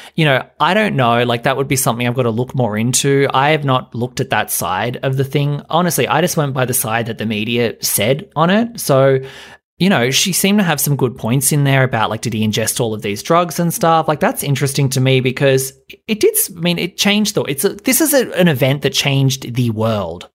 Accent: Australia; being Australian

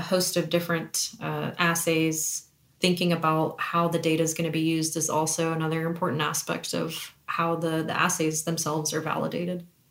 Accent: Kansas City, Kansas, United States; both of us are Kansas City natives. We hail from the Kansas City area, from Kansas

